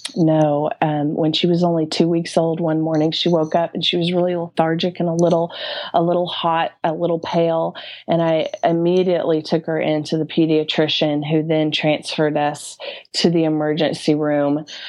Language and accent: English; Norman, Oklahoma, United States; also born or lived in New York City; I am from Norman, Oklahoma, and that's a little suburb. Well, it's not exactly little, but it's outside of Oklahoma City. And um, I've been born and raised here